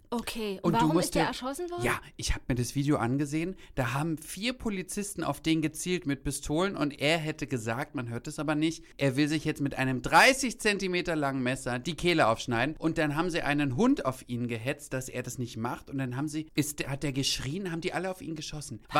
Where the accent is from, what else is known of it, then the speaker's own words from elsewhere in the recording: Greece; Ich bin ja Griechin. Das ist bei mir halbe Portion.